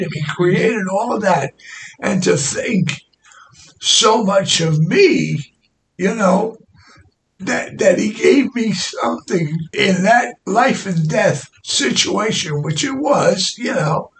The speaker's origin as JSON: {"language": "English", "town": "New York City", "region": "New York", "country": "United States", "said": "I come from Brooklyn, New York"}